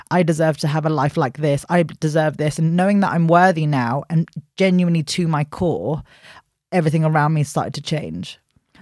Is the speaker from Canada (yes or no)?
no; London, United Kingdom; born and raised in West London